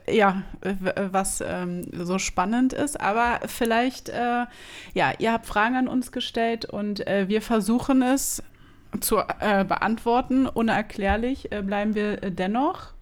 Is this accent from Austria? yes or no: no; Berlin, Germany; first language German; wir sind Berliner